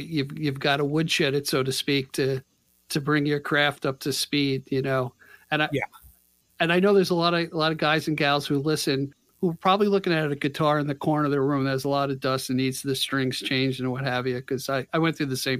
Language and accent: English; Long Island, New York, United States; As a kid growing up on Long Island